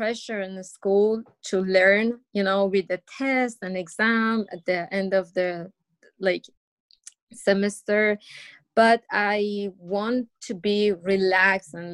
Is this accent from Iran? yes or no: yes; Iran; English is a second language; moved away; I grew up in an open-minded family, and my mom was a teacher